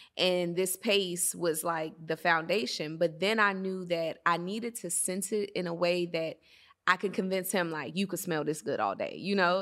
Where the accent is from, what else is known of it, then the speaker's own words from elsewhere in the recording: Atlanta, Georgia, United States; moved away as an adult; also born or lived in Washington, D.C. / Maryland; Washington, D C, the Maryland area, that's my home because that's where I was birthed, and, you know, it's in the D N A and who I am. but I grew up in Atlanta